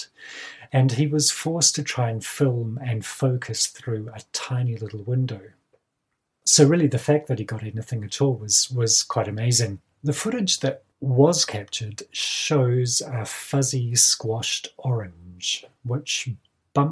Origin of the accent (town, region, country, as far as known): Kaikoura region, Canterbury, New Zealand; born or raised there